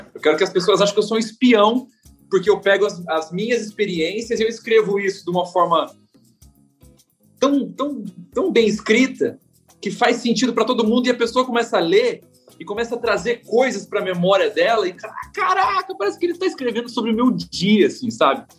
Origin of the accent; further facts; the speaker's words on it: Presidente Prudente, São Paulo, Brazil; eu sou caipira de Presidente Prudente, interior de São Paulo